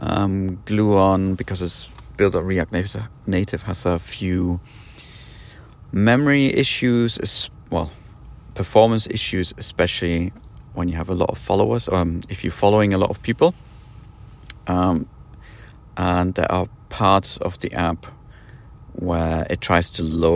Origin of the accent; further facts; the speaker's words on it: United Kingdom; now in Poland; I'm British, so I kind of have to stay put where I live right now, so Poland.